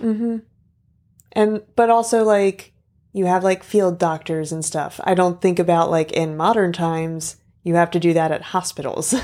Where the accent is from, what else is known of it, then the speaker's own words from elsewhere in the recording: United States; as an American